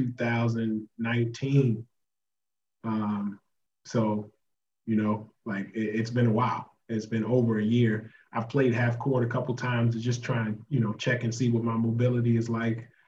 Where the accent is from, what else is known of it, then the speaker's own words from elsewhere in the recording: United States; moved away as an adult; I'm from America